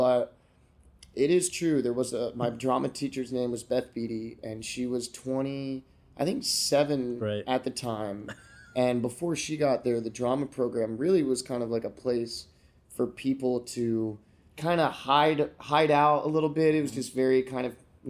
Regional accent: Florida, United States; also born or lived in Pennsylvania / Georgia / Delaware / New Jersey; Yeah, I was born in Pennsylvania, mm-hmm. moved to Georgia for a couple of years, then I moved to Delaware, then I moved to South Jersey, and then I moved to Florida.

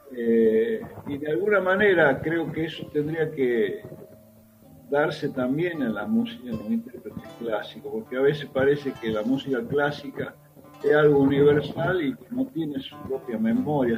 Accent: Tucumán, Argentina; moved away; yo tengo 72 años y soy tucumano

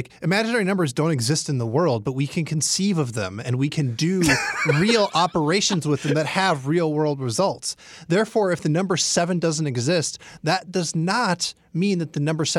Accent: Midwest, United States; You know we're like from the Midwest, right?

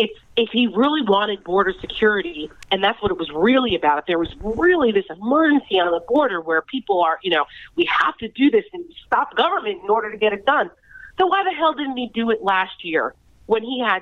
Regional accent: New Jersey, United States; I'm from New Jersey, so I remember Donald Trump in his.

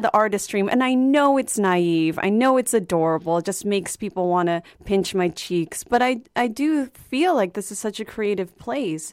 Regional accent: Arlington, Virginia, United States; moved away; I'm from Arlington, Virginia originally

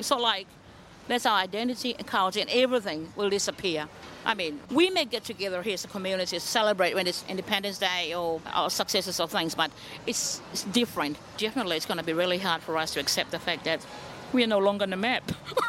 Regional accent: Tuvalu; now in New Zealand; myself a Kiwi because I'm living in New Zealand, but hey, people will still look at my car and go, hey, where are you from? Which island? And I'll say, I'm from Tuvalu.

